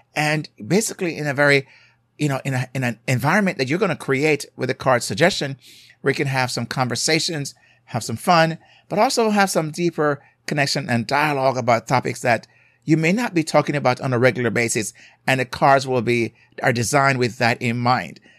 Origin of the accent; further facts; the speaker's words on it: Jamaica; accent: Jamaican; I'm from a culture, as you may hear my accent from Jamaica